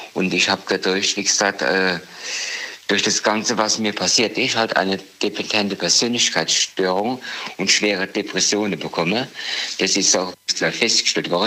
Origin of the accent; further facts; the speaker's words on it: Dieburg, Hesse, Germany; Ich komme aus Dieburg.